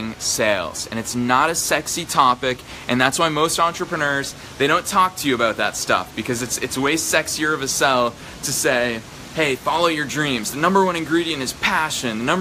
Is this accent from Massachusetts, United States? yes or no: yes; just outside of Boston, Massachusetts, United States; I grew up just outside of Boston